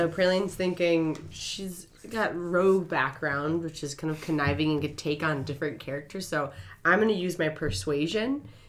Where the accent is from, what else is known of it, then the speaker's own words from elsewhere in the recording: Boston, Massachusetts, United States; accent: Boston; I'm going to lose my Boston accent and really go for it.